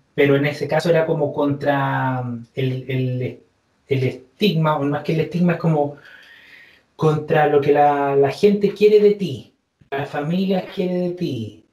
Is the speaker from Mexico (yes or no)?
no; Chile; soy chileno y, como buen chileno